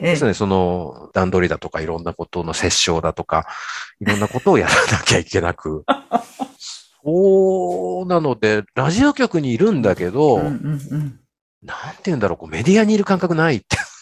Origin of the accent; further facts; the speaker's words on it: Shimada, Shizuoka, Japan; 自分は島田市に生まれて育ってる